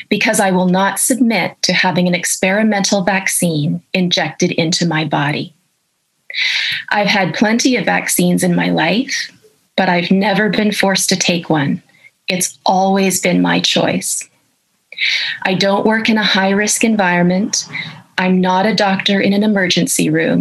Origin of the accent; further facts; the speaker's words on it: Canada; I'm a professor of ethics and I'm a Canadian